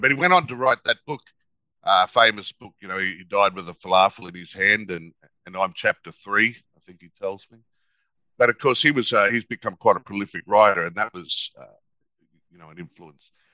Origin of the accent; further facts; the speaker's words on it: Toowoomba, Queensland, Australia; we were growing up in Toowoomba